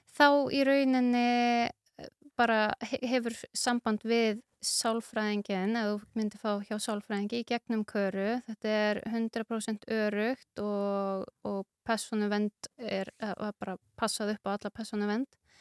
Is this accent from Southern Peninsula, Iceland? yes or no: yes; Grindavík, Southern Peninsula, Iceland; ég er fætt og uppalegin í Grendavík